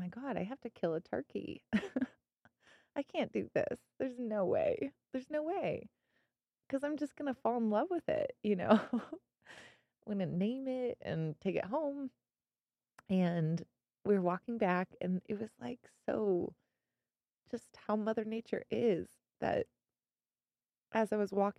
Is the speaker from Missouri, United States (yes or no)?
yes; Missouri, United States; moved away as an adult; now in Colorado, United States; I grew up in Missouri.